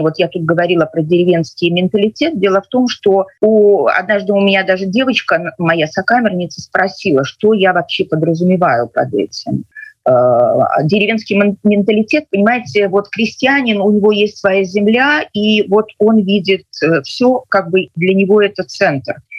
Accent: Belarus

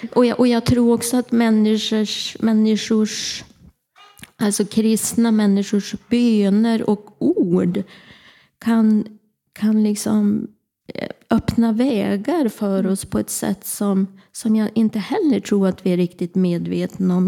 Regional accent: Örnsköldsvik, Västernorrland County, Sweden; also born or lived in Härnösand; Jag är född och uppvuxen i Gullänget, Kroksta

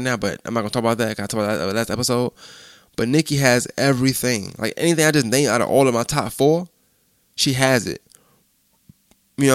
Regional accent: New York, United States; I'm from New York. I'm from up north

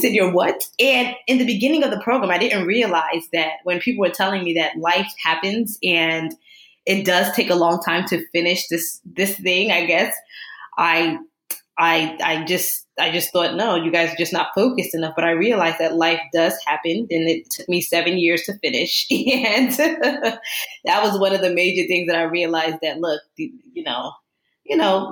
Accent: Newark, New Jersey, United States; moved away as an adult; now in Long Island, United States; I am originally from Jersey, born in Newark, New Jersey, and consider myself a Rutgers breed because I went there for my master's and PhD

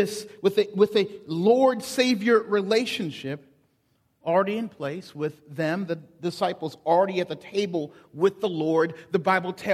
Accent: the South, United States; being and growing up in the South

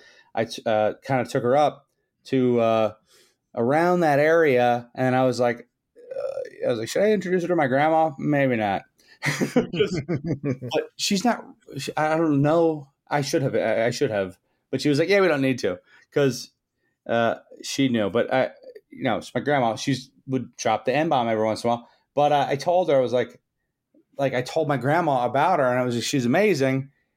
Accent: McComb, Mississippi, United States; I was born in Mississippi. It was kind of it was rough, but same hometown as …, which is kind of funny.

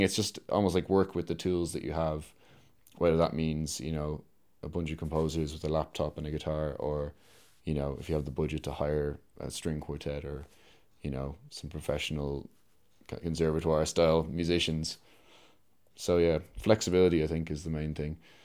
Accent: Dublin, Leinster, Ireland; I'm a composer from Dublin

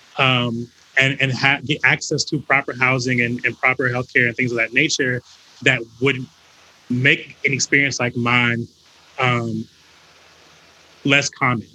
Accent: North Carolina, United States; moved away as an adult; now in Atlanta, United States; I'm from North Carolina, from the South

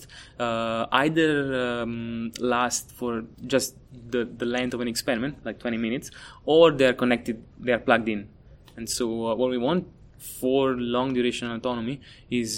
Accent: Italy; moved away as an adult; also born or lived in Naples, Italy / Germany; now in Atlanta, United States; I'm from Italy. I studied my undergrad and master's in Napoli, Italy

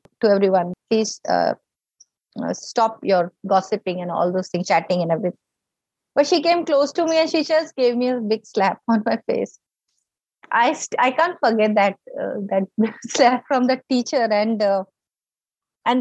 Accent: North India, India; we are from North India

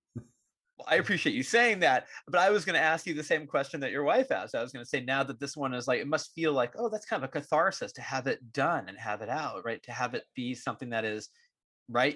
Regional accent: Concord, California, United States; now in Walnut Creek, United States; I grew up in Concord

